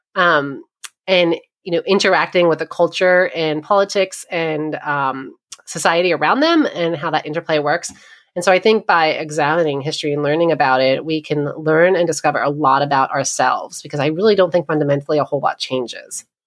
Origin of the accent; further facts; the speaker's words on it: New York, United States; moved away as an adult; also born or lived in eastern Pennsylvania / India; now in Ohio, United States; I grew up in New York, and I spent a little bit of time living in eastern Pennsylvania